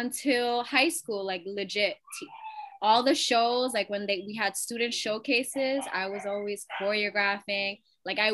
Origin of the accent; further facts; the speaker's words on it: New York City, New York, United States; I'm from Elmhurst.